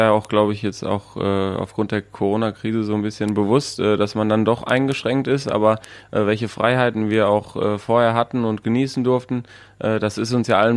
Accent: North Rhine-Westphalia, Germany; Und wir im Ruhrgebiet, wo ich aufgewachsen bin, haben ja natürlich auch viele Nationalitäten.

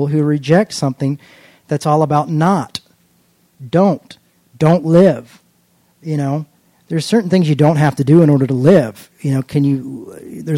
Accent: United States; I'm an American

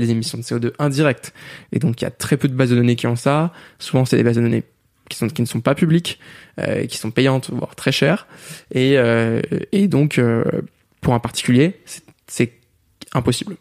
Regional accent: France; on est français

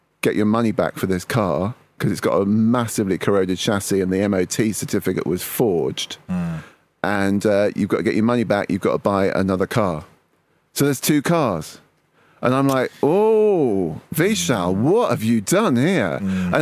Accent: Manchester, North West England, United Kingdom; I was born in Manchester

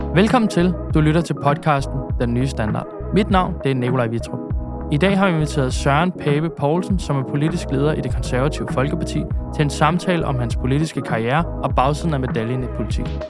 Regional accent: Copenhagen, Capital Region of Denmark, Denmark; københavner, når man er vokset op herinde

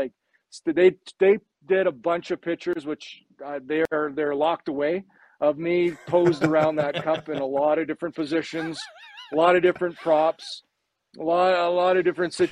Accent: Neepawa, Manitoba, Canada; living in Nipaw, Manitoba

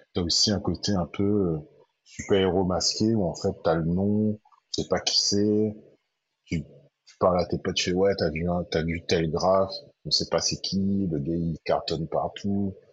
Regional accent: Saint-Denis, Réunion; also born or lived in Sainte-Suzanne, Réunion; Moi, je suis de Saint-Denis, mais quand j'étais petit, mes parents sont partis habiter à saint uzanne Mais je suis resté quand même très très ancré dans Saint-Denis parce que j'ai été euh, scolarisé à Saint-Denis

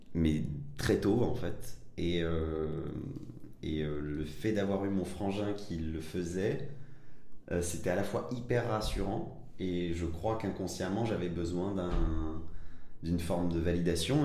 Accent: Évry, Île-de-France, France; also born or lived in Villeurbanne / Algeria / Paris; j'ai grandi majoritairement, euh, euh, en France, euh, euh, à Évry, euh, cité des, des pyramides

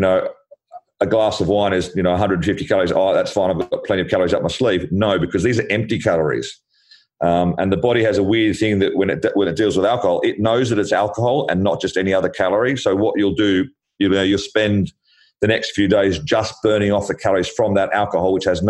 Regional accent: Australia; now in London, United Kingdom; I'm Australian

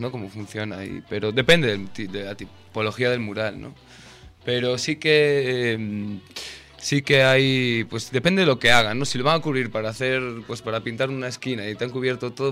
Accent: Vigo, Galicia, Spain; born there; De Galicia.

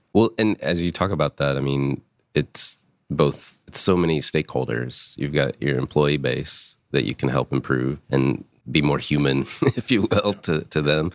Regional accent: Concord, North Carolina, United States; I grew up twenty miles from here

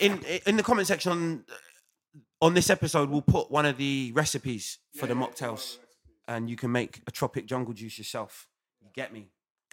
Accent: United Kingdom; I'm British

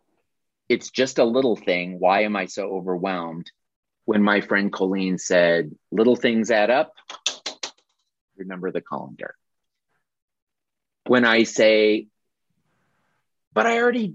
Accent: Carbondale, Illinois, United States; Jill, who joins us frequently here, and I grew up in Carbondale, Illinois

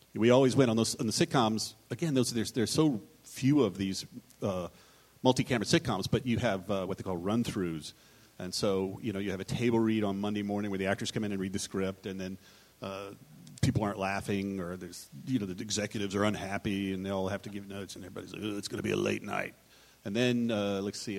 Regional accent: Texas, United States; I'm from Texas

